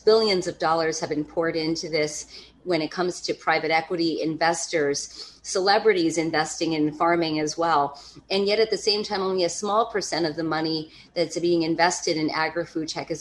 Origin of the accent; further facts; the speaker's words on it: East Coast, United States; also born or lived in Hudson Valley, New York; I come from the East Coast.